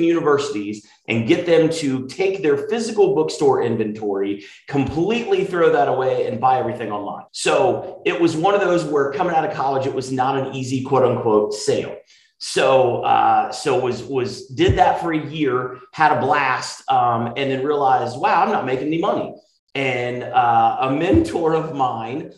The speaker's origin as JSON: {"language": "English", "town": "Marietta", "region": "Georgia", "country": "United States", "tie": "born or raised there", "said": "I was born in Marietta, Georgia, grew up there a little bit north of Atlanta"}